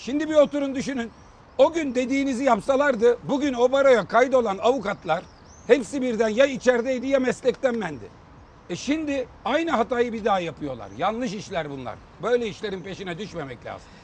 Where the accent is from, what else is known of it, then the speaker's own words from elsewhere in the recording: Manisa, Turkey; Manisalıyım ben